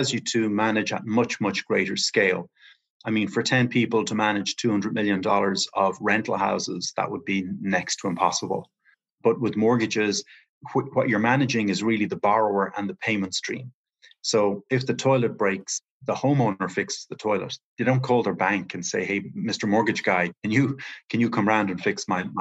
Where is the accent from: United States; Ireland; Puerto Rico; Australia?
Ireland; moved away; I'm from Ireland originally, and I'm just over here taking advantage of the remote working opportunities